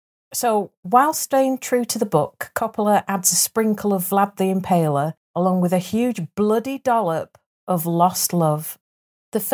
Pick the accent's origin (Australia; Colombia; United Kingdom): United Kingdom; Leeds, Yorkshire and the Humber; I'm from Leeds.